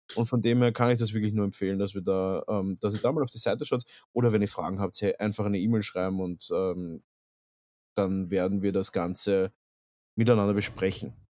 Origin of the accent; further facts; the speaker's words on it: Vienna, Austria; Ich bin ein Wiener